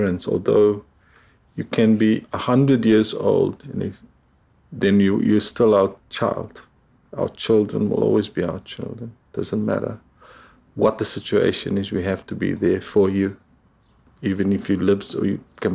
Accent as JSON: {"language": "English", "country": "South Africa", "moved": "yes", "lives_now": "New Zealand", "said": "I don't see myself as a Kiwi. I still see myself as a South African. South Africa will still be home for me"}